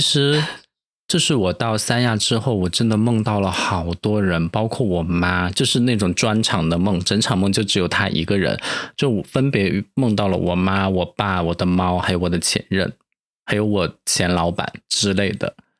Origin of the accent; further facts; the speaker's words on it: Chengdu, Sichuan, China; moved away; 我们是，都是来自成都的